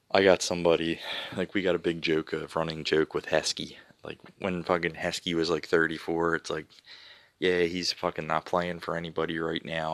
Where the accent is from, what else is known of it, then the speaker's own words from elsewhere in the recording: Philadelphia, Pennsylvania, United States; I'm from Philadelphia